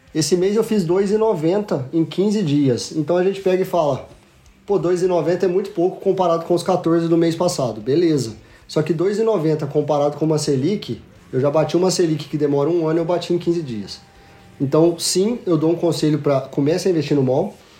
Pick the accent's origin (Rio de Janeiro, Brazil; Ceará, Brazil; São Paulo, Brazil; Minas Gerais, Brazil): São Paulo, Brazil; Franca; Sou de Franca, interior de São Paulo, Magazine Luiza é da minha cidade